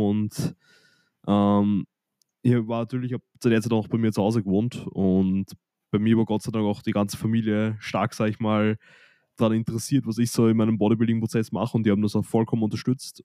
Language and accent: German; Austria; nach der Hauptschule bei uns in Österreich, wo gerade Matura ist